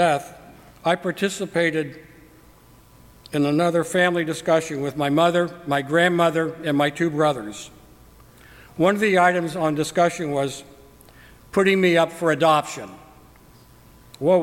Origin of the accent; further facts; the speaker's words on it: Cincinnati, Ohio, United States; I was born in Cincinnati, Ohio, prior to World War II.